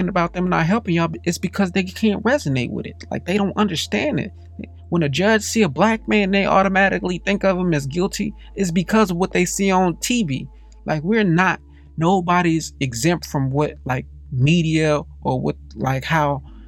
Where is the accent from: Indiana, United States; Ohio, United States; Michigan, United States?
Indiana, United States; Gary; I didn't meet too many white people growing up in Gary, Indiana